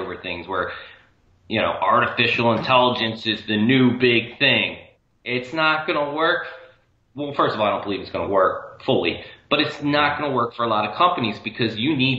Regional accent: Maine, United States; I'm just saying the technology, I grew up in Maine.

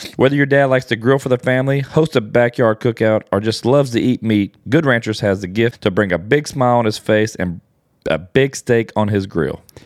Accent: Louisiana, United States; I'm from Louisiana

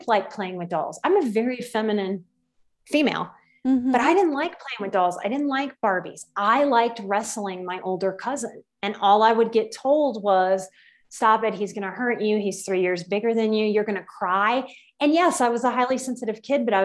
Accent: Louisiana, United States; I grew up in the South. I'm from Louisiana

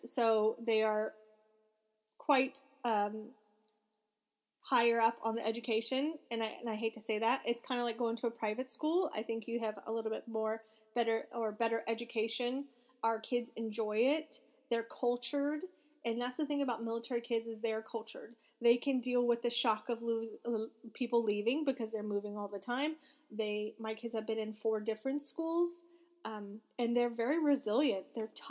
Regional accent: Florida, United States; We are from Florida, but we don't want to go back to Florida.

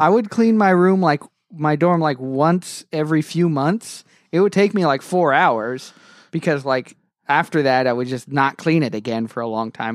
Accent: England, United Kingdom; now in United States; in England, my, my home country

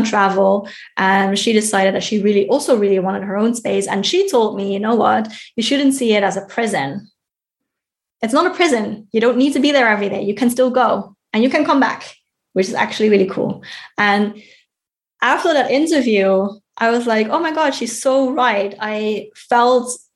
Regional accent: Netherlands; moved away as an adult; now in Germany; here in Germany, which is not my home country, and my home country of the Netherlands

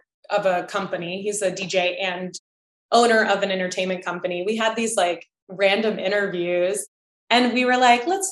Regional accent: Chesapeake, Virginia, United States; I'm from Chesapeake, which is like right next to Virginia Beach.

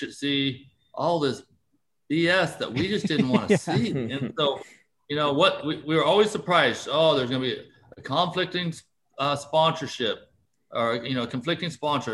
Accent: United States; we're still American

